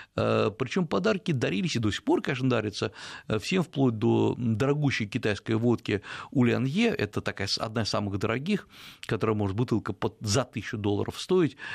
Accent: Russia; я из России

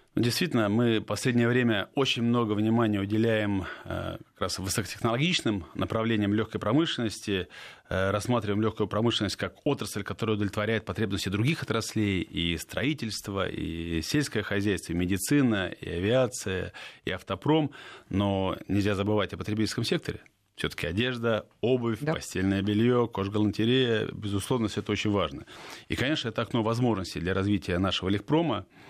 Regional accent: Saint Petersburg, Russia; губернатор моего родного города Георгий Сергеевич Полтавченко

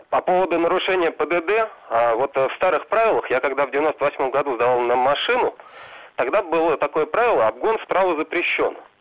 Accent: Moscow, Russia; я вообще из Москвы

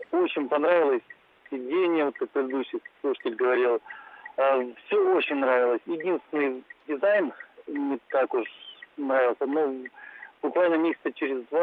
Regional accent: Khabarovsk, Khabarovsk Krai, Russia; Я бы хотел угу. тоже рассказать по поводу своего второго автомобиля, я из Хабаровска.

